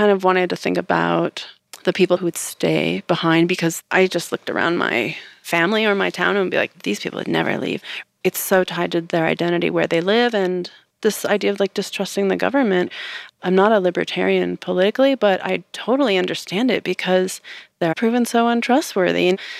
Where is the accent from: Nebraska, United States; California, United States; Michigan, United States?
California, United States; I come from the Mojave Desert. I was born in Owens Valley, named for Owens Lake, which today is not really much of a lake at all.